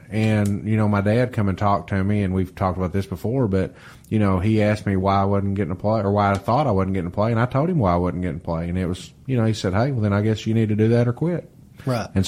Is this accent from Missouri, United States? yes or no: no; Reidland, Kentucky, United States; and I grew up in Reidland, so I, I know the territory